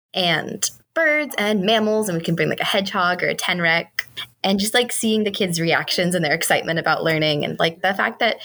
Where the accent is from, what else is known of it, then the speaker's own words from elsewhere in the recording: South Florida, United States; now in Racine, United States; I'm from South Florida